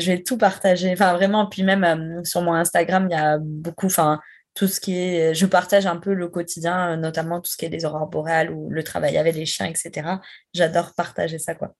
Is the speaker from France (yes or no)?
yes; France; moved away as an adult; also born or lived in Quebec City, Canada; quand on dit qu'on vient de France